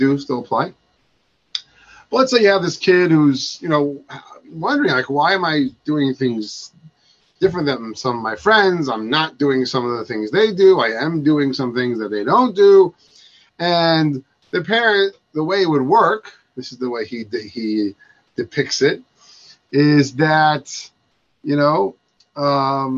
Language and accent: English; Baltimore, Maryland, United States; I'm from Baltimore